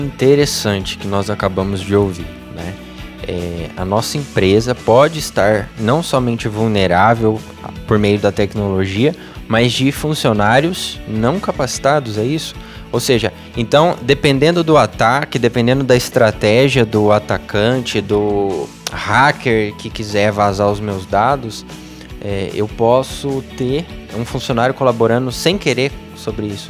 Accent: Brazil; brasileiro, é, eu estou seguro, meu país é seguro

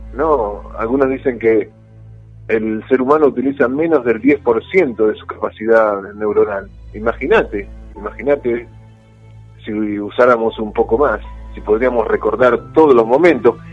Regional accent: Buenos Aires, Argentina; moved away as an adult; now in Mar del Plata, Argentina; yo vengo de Buenos Aires, vine hace 26 años

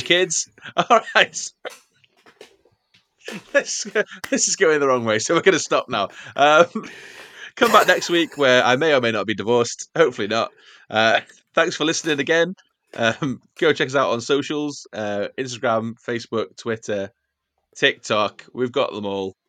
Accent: Wales, United Kingdom; I'm a Welshman in the middle of Greece

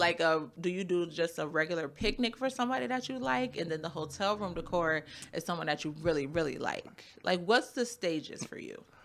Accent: Buffalo, New York, United States; also born or lived in Cheektowaga; I was born and raised in Buffalo. My mom moved me to Cheektowaga

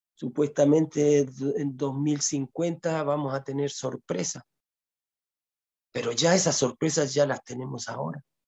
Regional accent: Chile; moved away as an adult; also born or lived in Ecuador; Yo nací en Chile, pero me crié gran parte, más que viví más en Ecuador que en Chile. Me fui a los 20 años y regresé a los 42, 43 años, regresé acá a Chile.

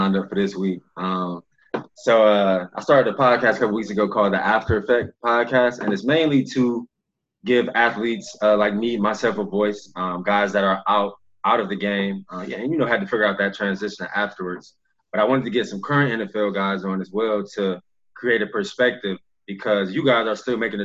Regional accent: Cleveland, Ohio, United States; we both Ohio guys. I'm from Cleveland.

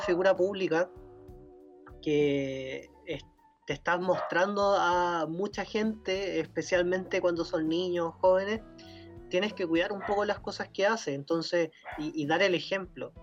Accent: Chile; somos chilenos

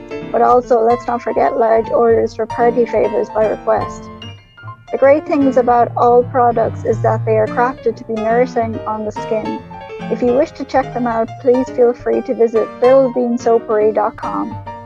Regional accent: Ireland; your favorite host from the Emerald Isles.

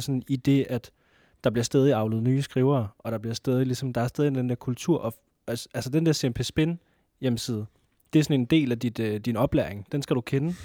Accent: Næstved, Zealand, Denmark; Jeg er også fra Næstved.

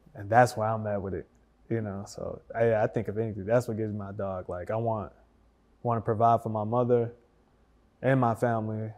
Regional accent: Detroit, Michigan, United States; now in Dallas, United States; I'm from Detroit.

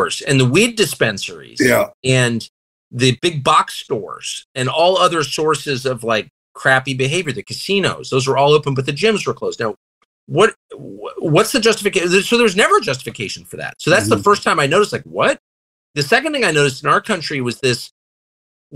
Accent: United States; I'm thoroughly American. I'm never leaving

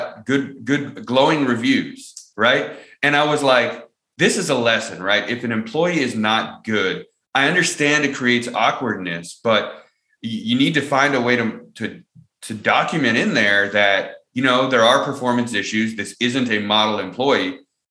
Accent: California, United States; moved away; I'm from California

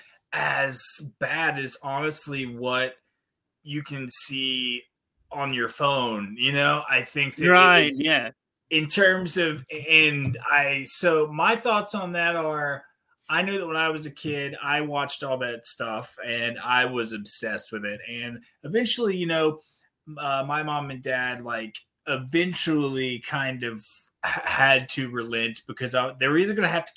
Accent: Southern West Virginia, United States; I grew up in this Coalfield, Southern West Virginia, and it's very much the Bible Belt

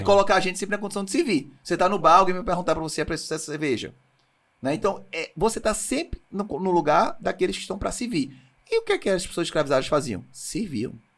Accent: Brazil; A gente no Brasil

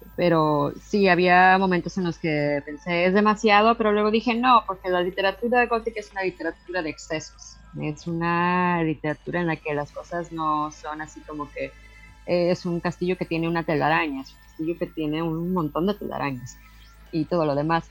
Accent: Mexico; now in Canada; cuando yo estaba creciendo en México

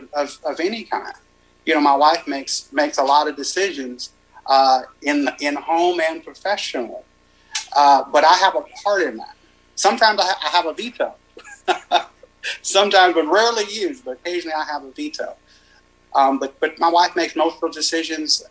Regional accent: Los Angeles, California, United States; now in Kaufman, United States; I live in Kaufman now with my wife, but I'm from South Central LA, or the district, the Southern District of Los Angeles. And, you know, I grew up in an apartment, in a one-bedroom apartment with my dad

